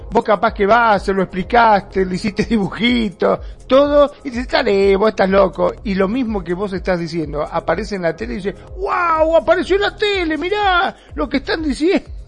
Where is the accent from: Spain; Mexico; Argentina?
Argentina; Mar del Plata, Buenos Aires Province; vos sos de Misiones, yo soy Mar de Plata, Toti, también somos todos argentinos